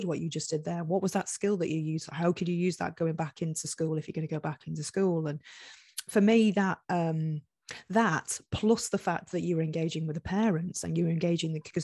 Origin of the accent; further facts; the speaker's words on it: Cheshire, North West England, United Kingdom; moved away; I was brought up in Cheshire